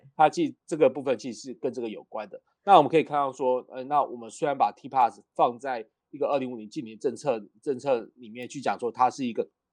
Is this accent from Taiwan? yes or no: yes; Kaohsiung, Taiwan; 因为我是高雄人嘛